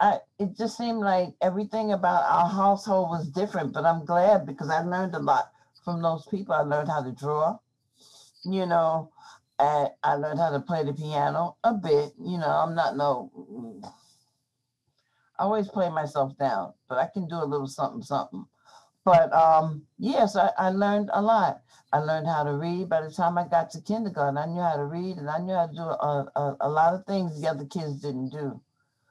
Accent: New York City, New York, United States; I grew up in Brooklyn at that time

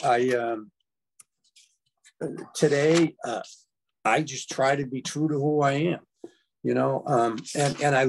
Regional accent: United States; I'm an American. I live in the United States, really not by choice

